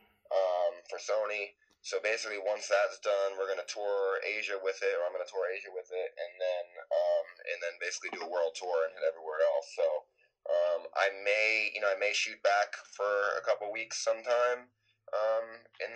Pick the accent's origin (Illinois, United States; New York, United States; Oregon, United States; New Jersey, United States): New York, United States; New York City; moved away as an adult; also born or lived in Los Angeles; I'm born and raised in New York, lived in New York my whole life